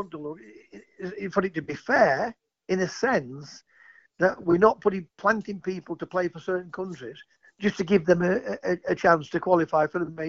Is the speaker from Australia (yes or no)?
no; England, United Kingdom; I was born in England. My dad's Scottish.